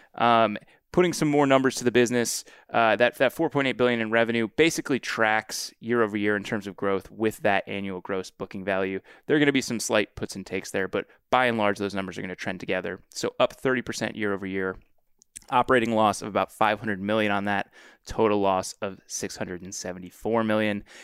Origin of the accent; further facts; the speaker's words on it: Washington, District of Columbia, United States; my hometown and kind of the fool's hometown of D C